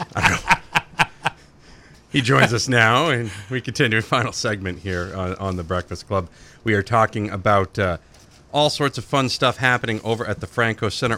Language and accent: English; Oxford County, Maine, United States; I grew up in Oxford County